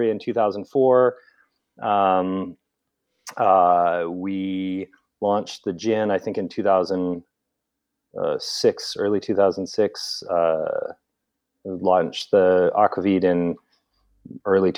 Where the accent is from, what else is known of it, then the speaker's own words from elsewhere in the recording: Seattle, Washington, United States; now in Portland, United States; I'm originally from Seattle. Grew up in the Seattle area of Norwegian heritage